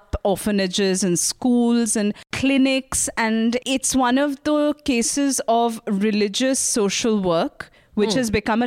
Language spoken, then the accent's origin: English; India; as an Indian